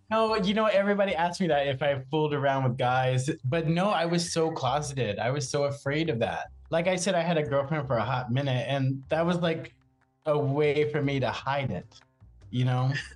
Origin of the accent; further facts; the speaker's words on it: Macedonia, South Carolina, United States; moved away as an adult; also born or lived in New Jersey; now in New York City, United States; I'm from Charleston like a little teeny tiny town right out, called Macedonia